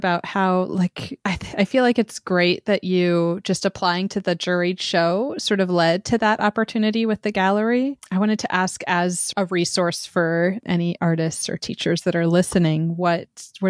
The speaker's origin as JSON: {"language": "English", "region": "Montana", "country": "United States", "tie": "born or raised there", "also_born_or_lived": "Helena / Missoula", "moved": "yes", "said": "I grew up in Montana where that really is like, you know, 20 hours, it's nothing."}